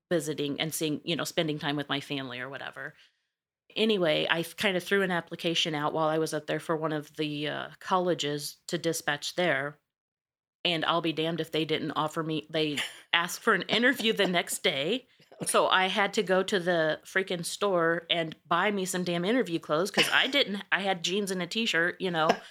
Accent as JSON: {"language": "English", "region": "Missouri", "country": "United States", "accent": "twang", "moved": "yes", "said": "originally, I'm from Missouri, a very small town"}